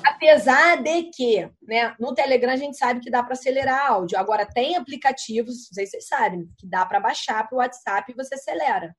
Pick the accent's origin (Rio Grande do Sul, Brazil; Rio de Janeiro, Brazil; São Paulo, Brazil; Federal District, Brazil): Rio de Janeiro, Brazil; Eu sou carioca, eu corto S.